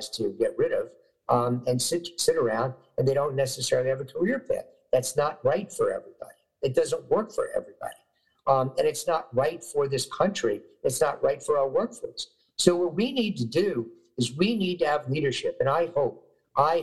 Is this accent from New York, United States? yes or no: yes; New York, United States; when I was growing up in New York, you know, many years ago